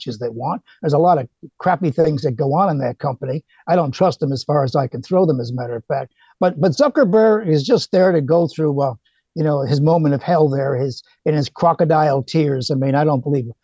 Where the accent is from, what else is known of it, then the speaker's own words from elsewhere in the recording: Chicago, Illinois, United States; now in Australia; I grew up in Illinois. I grew up in Chicago